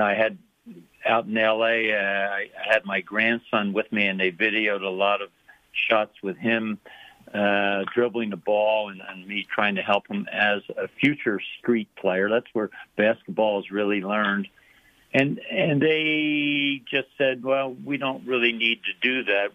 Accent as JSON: {"language": "English", "town": "Philadelphia", "region": "Pennsylvania", "country": "United States", "tie": "born or raised there", "moved": "yes", "said": "I grew up in Philadelphia"}